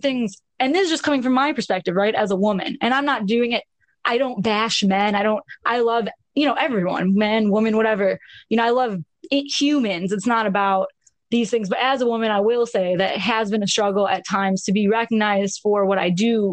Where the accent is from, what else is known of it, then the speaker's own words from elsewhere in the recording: Buffalo, New York, United States; I'm from Buffalo, New York.